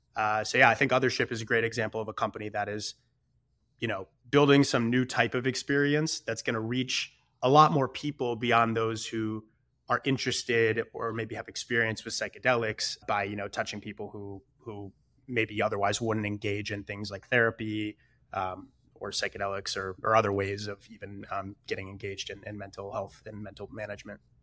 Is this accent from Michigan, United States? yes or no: yes; Detroit, Michigan, United States; I'm originally from Michigan and, uh, you know, a small suburb in Metro Detroit. And I think, you know, it's just like a pretty good traditional, like, regular suburban upbringing.